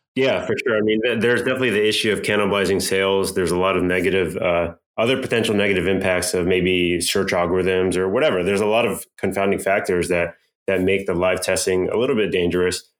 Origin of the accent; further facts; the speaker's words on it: Irvine, California, United States; also born or lived in Berkeley / Bay Area; now in Los Angeles, United States; actually in Irvine. Uh, so I grew up mostly in Orange County, went up to Berkeley, spent some time in the Bay Area.